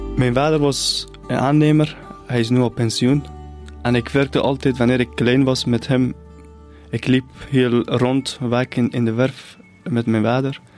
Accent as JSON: {"language": "Dutch", "area": "near the Caspian Sea", "region": "northern Iran", "country": "Iran", "tie": "born or raised there", "second_language": "Dutch", "moved": "as an adult", "lives_now": "Ghent, Belgium", "said": "Ik ben opgegroeid in het noorden van Iran, dicht bij de Kaspische Zee."}